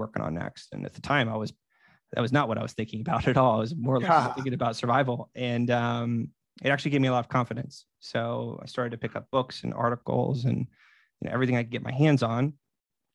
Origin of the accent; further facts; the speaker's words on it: Merida, Florida, United States; moved away; Merida, Florida, which is my hometown